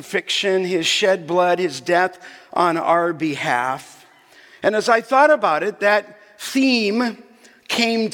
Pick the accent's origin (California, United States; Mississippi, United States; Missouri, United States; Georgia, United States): California, United States; Los Angeles; as a young boy growing up in Canoga Park